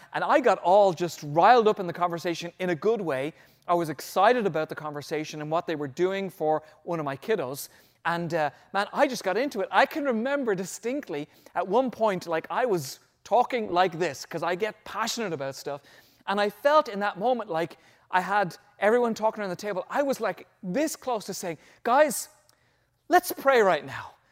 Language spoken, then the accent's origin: English; Ireland; moved away; back in my home country, when I was probably in my middle teenage years